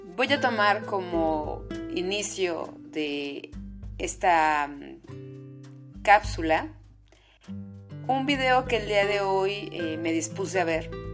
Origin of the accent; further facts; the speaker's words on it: Mexico; soy psicoterapeuta mexicana